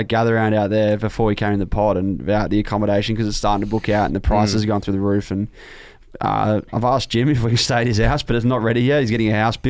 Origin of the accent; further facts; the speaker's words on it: Adelaide, South Australia, Australia; I grew up in Adelaide and was forced to be a Crow supporter when I was very, very young.